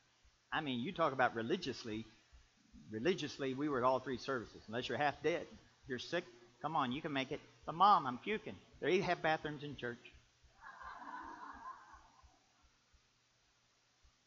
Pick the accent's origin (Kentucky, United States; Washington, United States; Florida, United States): Kentucky, United States; I'm from Kentucky.